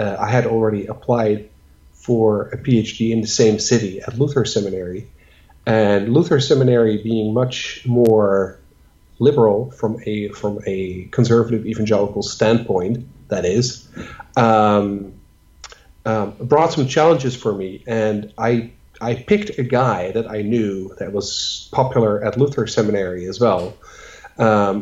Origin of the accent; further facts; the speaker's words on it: Netherlands; moved away; I'm from the Netherlands